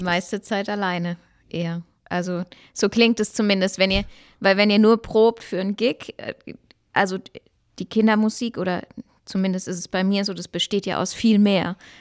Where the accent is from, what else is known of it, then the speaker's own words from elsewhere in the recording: Baden-Württemberg, Germany; Ich komme ja auch aus Baden-Württemberg